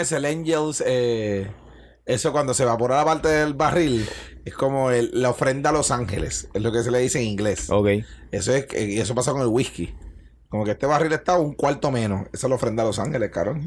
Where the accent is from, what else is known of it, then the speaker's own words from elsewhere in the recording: Bayamón, Puerto Rico; also born or lived in Alicante; soy un retardado de Bayamón